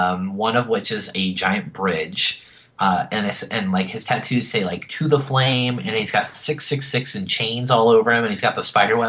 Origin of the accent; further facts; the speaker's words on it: Northern California, United States; I'm from NorCal.